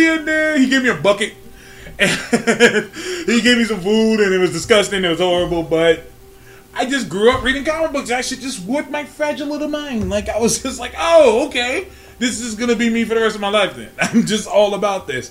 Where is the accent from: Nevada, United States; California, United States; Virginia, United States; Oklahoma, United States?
California, United States; North Highlands; also born or lived in Birmingham, Alabama; I'm from North Highlands, 916 area